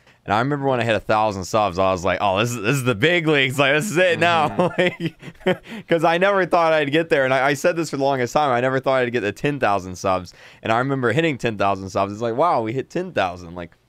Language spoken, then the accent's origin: English; Florida, United States; the town I grew up in Florida, it has about 3,000 people that lived in it